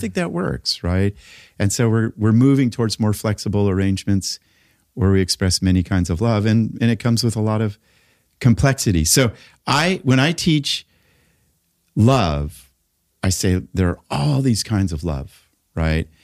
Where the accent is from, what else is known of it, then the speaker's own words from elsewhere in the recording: Los Angeles, California, United States; I grew up in Laurel Canyon in the late sixties